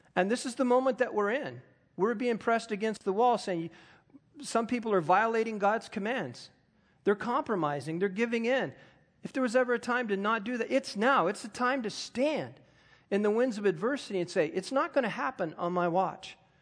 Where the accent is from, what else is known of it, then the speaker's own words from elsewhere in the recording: United States; I am an American